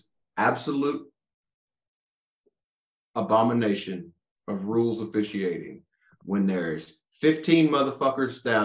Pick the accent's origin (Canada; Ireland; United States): United States; North Alabama; I grew up in North Alabama